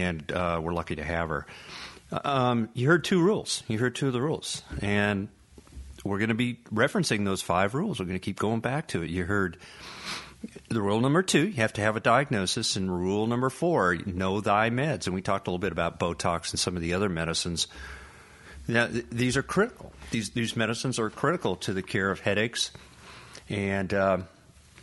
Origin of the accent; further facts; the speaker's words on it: Colorado, United States; now in North Carolina, United States; I'm originally from Colorado